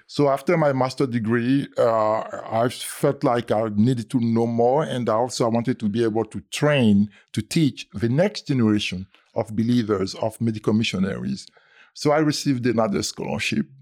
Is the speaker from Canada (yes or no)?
no; Côte d’Ivoire; moved away; I was born in the Ivory Coast, uh, in French, we say Côte d'Ivoire.